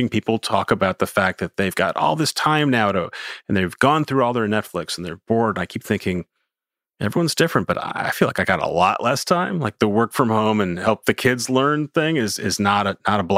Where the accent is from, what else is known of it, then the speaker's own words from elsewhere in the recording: New York City, New York, United States; as a New Yorker